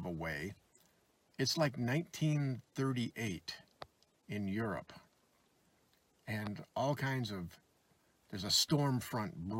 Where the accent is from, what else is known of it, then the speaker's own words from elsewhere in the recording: Michigan, United States; the state of Michigan here. My home state, I've lived there my whole life, 63 years